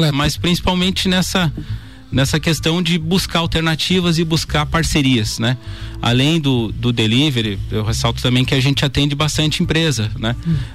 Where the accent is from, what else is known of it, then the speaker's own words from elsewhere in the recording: Bom Jesus, Rio Grande do Sul, Brazil; now in Lages, Brazil; Bem, eu sou natural de Bom Jesus, né? Rio Grande do Sul? Bom, Rio Grande do Sul, vim para cá em 97, mas já estou há mais tempo em Lages do que, né, do que fiquei na minha cidade natal.